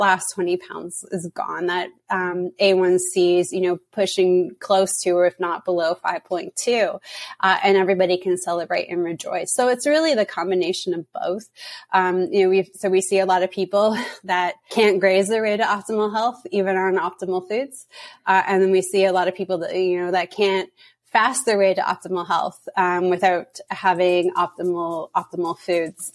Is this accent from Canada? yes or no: yes; Canada; now in United States; I'm from Canada and I'm just living in the US